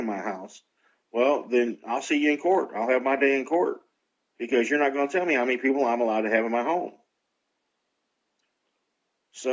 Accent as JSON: {"language": "English", "country": "United States", "said": "I'm an American"}